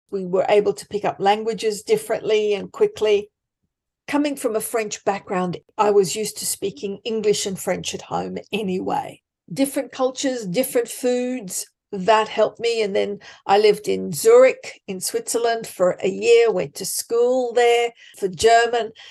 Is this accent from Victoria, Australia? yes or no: no; Sydney, New South Wales, Australia; I come from Sydney.